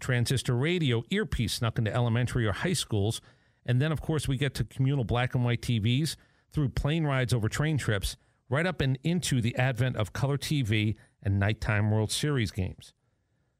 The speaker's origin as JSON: {"language": "English", "region": "Northeast", "country": "United States", "tie": "born or raised there", "said": "I grew up in the Northeast"}